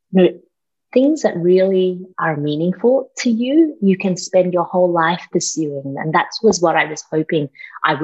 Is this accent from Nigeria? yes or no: no; Australia; also born or lived in Malaysia; I grew up in Australia, that's the accent.